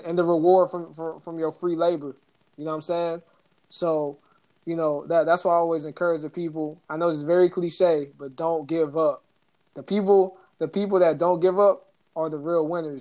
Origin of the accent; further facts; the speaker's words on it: Atlanta, Georgia, United States; Atlanta, my hometown